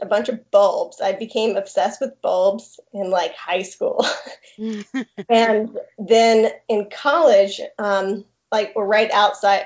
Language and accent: English; Tallahassee, Florida, United States; also born or lived in Colorado / Montana; I am actually from Tallahassee